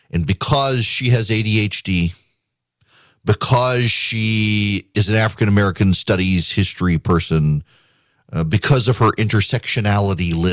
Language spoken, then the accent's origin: English; Dubai, United Arab Emirates; I grew up in the Middle East. I can assure you uh, in Dubai growing up, uh, you were expected to be on time